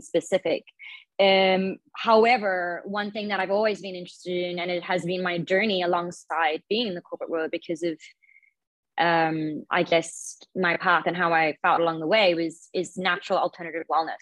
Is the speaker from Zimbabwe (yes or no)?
yes; Zimbabwe; moved away as an adult; also born or lived in Australia / Bangkok, Thailand; I grew up in Zimbabwe, so I was born there. I lived there for about 18 years and then went to Australia for university.